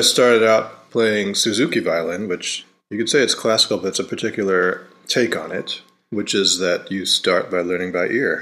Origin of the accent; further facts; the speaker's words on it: Rochester, New York, United States; I grew up in Rochester, New York